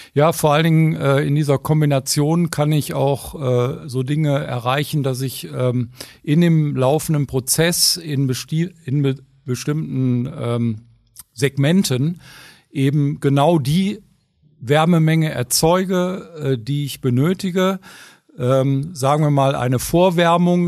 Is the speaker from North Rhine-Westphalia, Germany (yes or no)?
yes; Ruhr area, North Rhine-Westphalia, Germany; Ich komme ja aus dem Ruhrgebiet, ne, da wo alle Leute mit schwarzen Gesichtern rumrennen ne, und die Luft schlecht ist